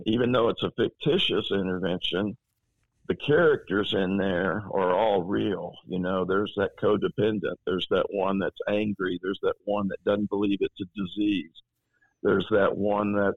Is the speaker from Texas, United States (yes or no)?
yes; Tyler, Texas, United States; growing up in Tyler, Texas